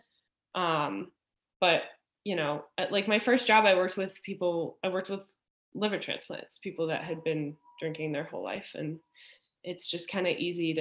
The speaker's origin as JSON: {"language": "English", "town": "Richmond", "region": "Virginia", "country": "United States", "tie": "born or raised there", "moved": "as an adult", "said": "I grew up in Virginia, in Richmond"}